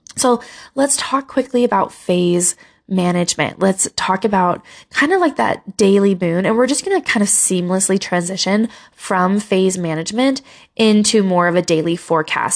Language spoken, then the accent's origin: English; Utah, United States; Utah, my home state